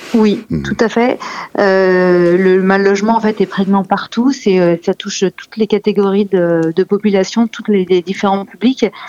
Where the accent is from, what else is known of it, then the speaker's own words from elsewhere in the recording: France; en tant que française